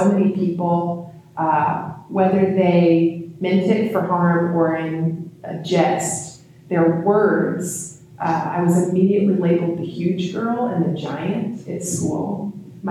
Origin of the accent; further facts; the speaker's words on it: Georgia, United States; I'm from Georgia. It's the Bible Belt